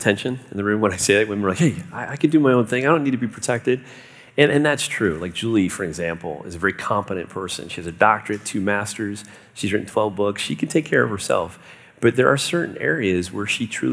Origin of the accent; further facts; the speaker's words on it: South Florida, United States; I grew up in South Florida